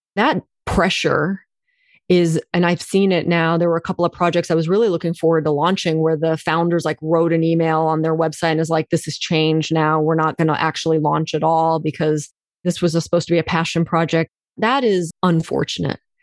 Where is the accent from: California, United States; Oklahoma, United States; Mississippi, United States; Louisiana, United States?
Oklahoma, United States; I was born in Oklahoma, rural Oklahoma, dirt road Oklahoma, two parents from India